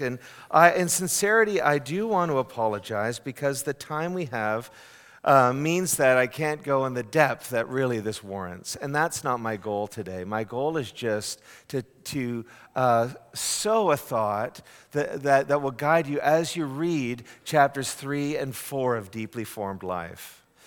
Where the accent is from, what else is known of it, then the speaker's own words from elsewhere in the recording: Canada; now in United States; a Canadian born and raised